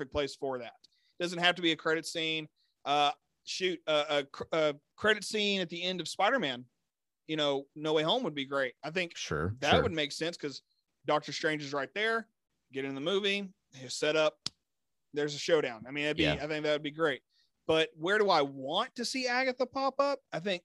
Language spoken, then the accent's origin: English; the South, United States; I'm from the South. We make quilts down here